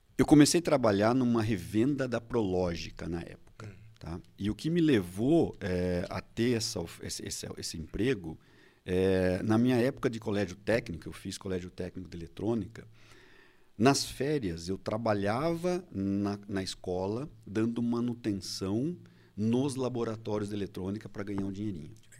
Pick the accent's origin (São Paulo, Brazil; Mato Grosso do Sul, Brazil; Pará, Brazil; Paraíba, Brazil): São Paulo, Brazil; Indaiatuba; eu sou de Indaiatuba